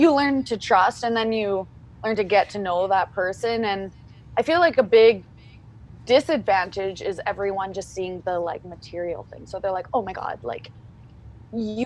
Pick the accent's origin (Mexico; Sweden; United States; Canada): Canada; Calgary, Alberta; I'm from Calgary, based in Calgary, Alberta.